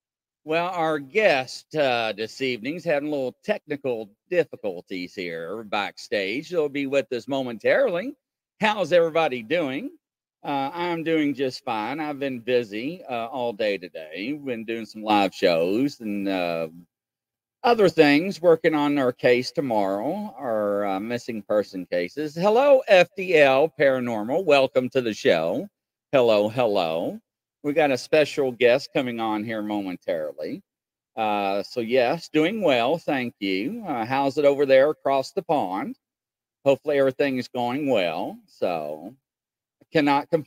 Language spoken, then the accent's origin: English; Northern Kentucky, United States; moved away as an adult; also born or lived in Lexington, Kentucky / Indiana; I just moved recently from Lexington, Kentucky, back to Northern Kentucky, my hometown